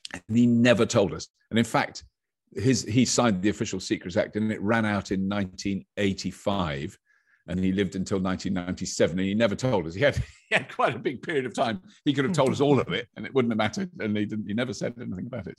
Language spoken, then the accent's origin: English; United Kingdom; as British people are generally, have got an ear for an accent just because of the way, where, where we've grown up